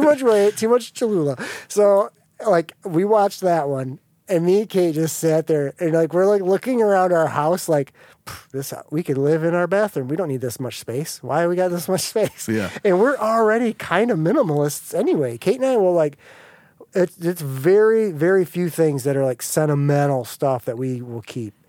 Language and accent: English; United States; growing up in America